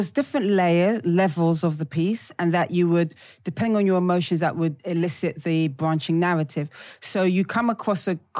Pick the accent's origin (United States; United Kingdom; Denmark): United Kingdom; Even though I'm like a British black chick, the kind of global black experience, what happens in America, really resonates with us black British people.